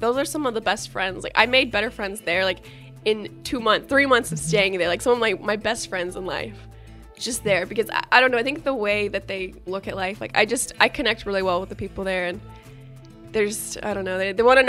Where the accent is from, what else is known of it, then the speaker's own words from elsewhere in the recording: United States; they're going to know that I'm American